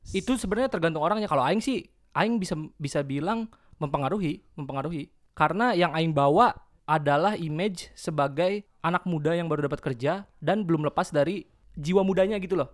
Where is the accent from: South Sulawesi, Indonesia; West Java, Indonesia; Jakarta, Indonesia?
West Java, Indonesia; Kuningan; kita orang Kuningan, jadi problemnya bahasa Kuningan